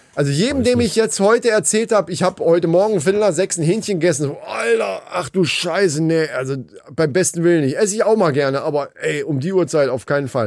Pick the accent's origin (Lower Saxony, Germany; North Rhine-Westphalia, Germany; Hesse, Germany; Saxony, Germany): Hesse, Germany; Wie man bei uns in Hessen so sagt